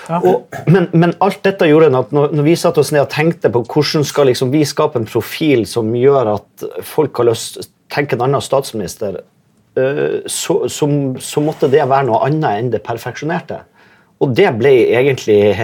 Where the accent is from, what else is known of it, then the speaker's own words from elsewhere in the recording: Vesterålen, Nordland, Norway; jeg er jo fra Vesterålen